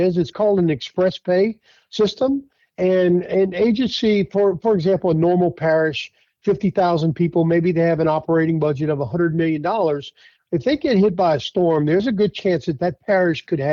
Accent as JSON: {"language": "English", "town": "Thibodaux", "region": "Louisiana", "country": "United States", "tie": "born or raised there", "said": "the last 5 years serving in my hometown as the emergency preparedness director for the city of Thibodeaux"}